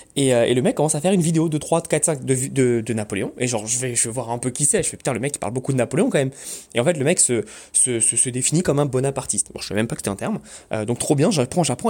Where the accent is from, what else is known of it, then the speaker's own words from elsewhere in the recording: Paris, Île-de-France, France; moved away; also born or lived in Corsica; moi je suis corse, d'origine corse. je grandis toute ma vie à Paris